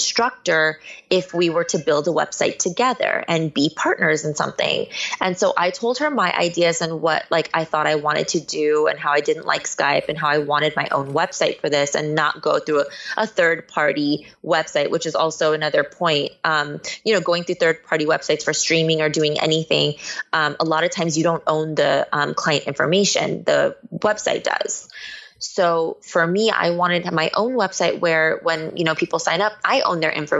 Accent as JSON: {"language": "English", "area": "Bay Area", "region": "California", "country": "United States", "tie": "born or raised there", "moved": "as an adult", "lives_now": "Los Angeles, United States", "said": "I was born here in LA, but I was raised in the Bay Area"}